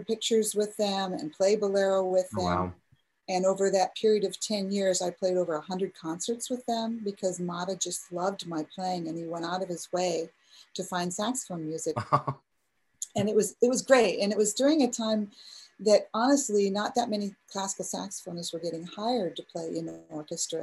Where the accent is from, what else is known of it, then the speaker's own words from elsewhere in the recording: Midwest, United States; also born or lived in Texas; now in Illinois, United States; I'm from the Midwest